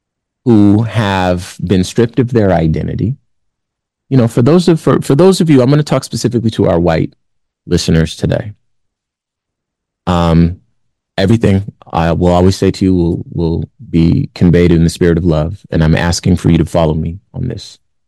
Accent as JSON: {"language": "English", "town": "Compton", "region": "California", "country": "United States", "said": "I look around my neighborhood. I'm from Compton, famously. Look around my neighborhood."}